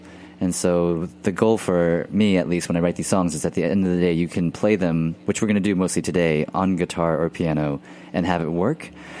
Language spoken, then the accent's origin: English; Houston, Texas, United States; I grew up in Texas, and in Houston, which is about 5 hours outside of New Orleans.